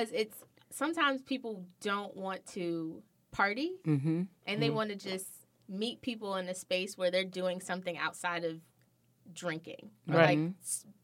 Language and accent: English; Jamaica; I'm Jamaican